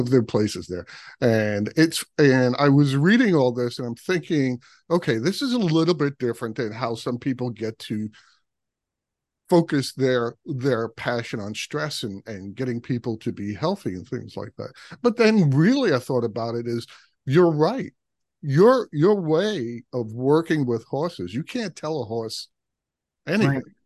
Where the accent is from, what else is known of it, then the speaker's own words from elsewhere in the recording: New York City, New York, United States; I grew up in Brooklyn